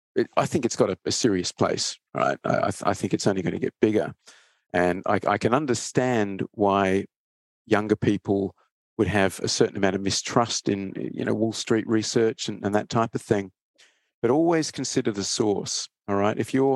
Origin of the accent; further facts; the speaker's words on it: Perth, Western Australia, Australia; also born or lived in Sydney; I grew up in Perth. Well, went to high school and university in Perth, Western Australia, and then kind of made my career in Sydney.